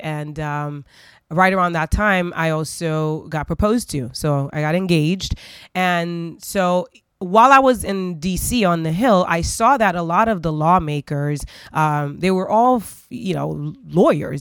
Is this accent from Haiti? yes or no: yes; Port-au-Prince, Ouest, Haiti; I grew up in Haiti. Um, in Port au Prince, Haiti